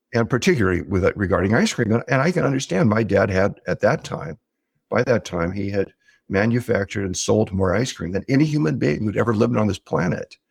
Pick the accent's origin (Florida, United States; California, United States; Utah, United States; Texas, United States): California, United States; Southern; I grew up in Southern California